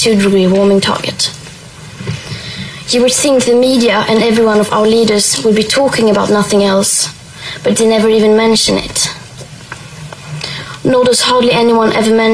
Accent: Sweden; I am 15 years old and I'm from Sweden.

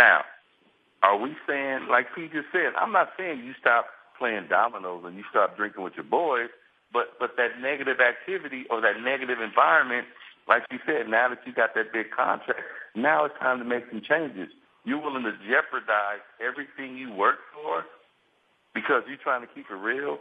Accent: San Diego, California, United States; I'm from San Diego

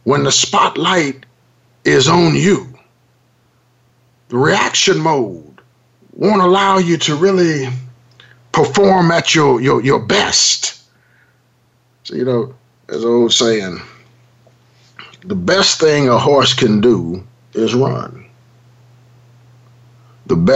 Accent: Los Angeles, California, United States; I grew up in South Central Los Angeles

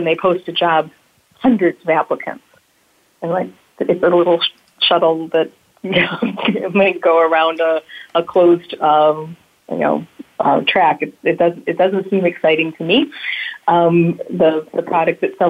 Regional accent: Flint, Michigan, United States; grew up in Flint, Michigan, home of General Motors

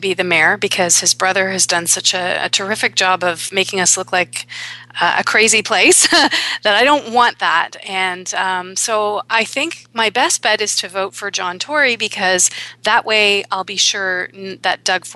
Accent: Canada; also born or lived in Toronto; I am Canadian

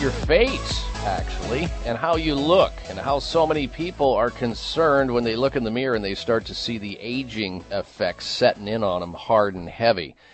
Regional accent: Midwest, United States; I'm from the Midwest

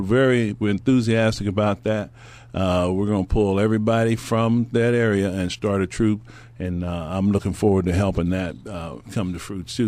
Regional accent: Stockton, California, United States; my hometown

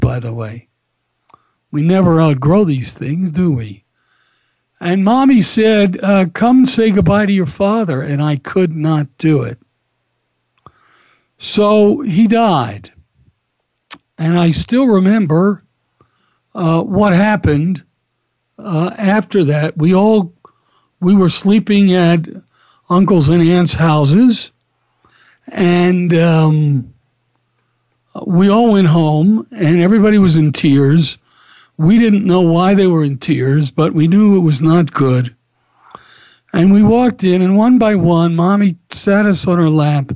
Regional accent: Atlanta, Georgia, United States; I grew up in Atlanta.

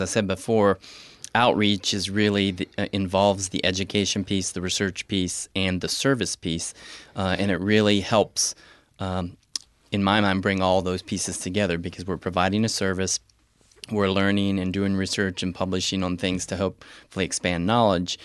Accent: rural Appalachian West Virginia, United States; moved away as an adult; now in Columbus, United States; I, came from a rural Appalachian, West Virginia

